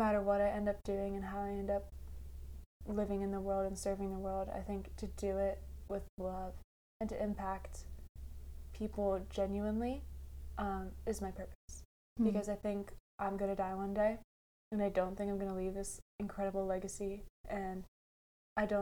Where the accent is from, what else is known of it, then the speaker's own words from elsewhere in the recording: United States; as an American